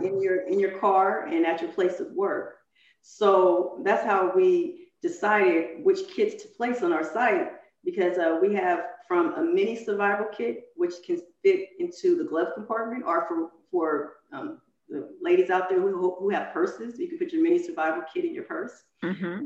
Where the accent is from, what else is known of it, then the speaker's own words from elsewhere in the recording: San Francisco Bay Area, California, United States; I grew up in the San Francisco Bay Area